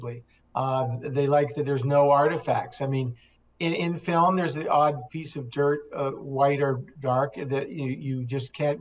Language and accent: English; Toronto, Ontario, Canada; I was a kid growing up in Toronto